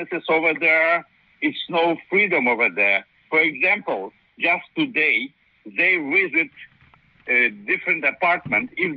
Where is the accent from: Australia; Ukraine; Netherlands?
Ukraine; Kyiv area, Kyiv Oblast; English is a second language; I grew up in Kyiv area, and my father speak Ukrainian